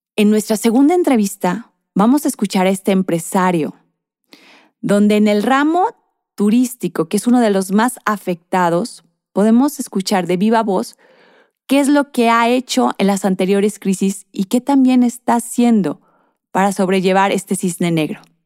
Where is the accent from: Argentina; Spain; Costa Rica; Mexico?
Mexico; nuestro país, México